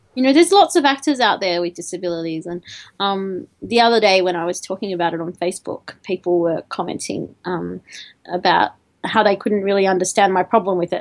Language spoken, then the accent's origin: English; Albury, New South Wales, Australia; I grew up in Albury, which is a really small town in the middle of Australia, in you know, in, in New South Wales Victorian border.